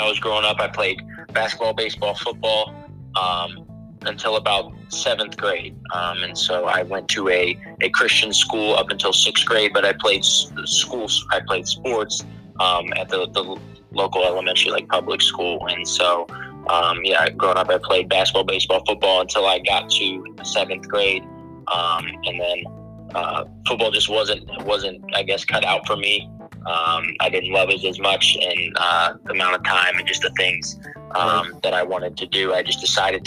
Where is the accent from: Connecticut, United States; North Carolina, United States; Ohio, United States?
Ohio, United States; Canton; moved away as an adult; now in New Jersey, United States; I'm from Canton, Ohio. I'm currently one of the directors of recruiting at the Hoop Group, a grassroots basketball company based out of New Jersey. I'm a former college basketball player. Like I said, grew up in Canton, Ohio